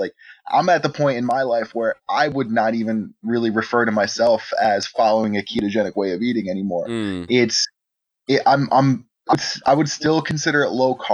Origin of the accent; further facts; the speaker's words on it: New Jersey, United States; moved away as an adult; also born or lived in Austin; I grew up in New Jersey